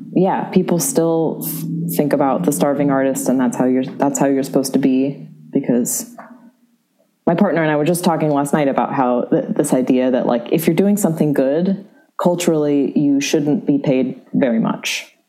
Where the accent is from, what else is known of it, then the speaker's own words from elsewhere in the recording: San Francisco, California, United States; also born or lived in New York; now in Chicago, United States; I grew up in San Francisco.